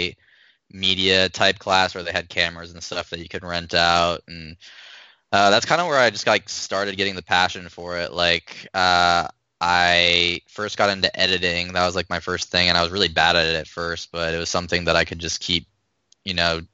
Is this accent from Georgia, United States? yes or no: no; Arizona, United States; moved away as an adult; also born or lived in Chicago; I'm from Arizona originally.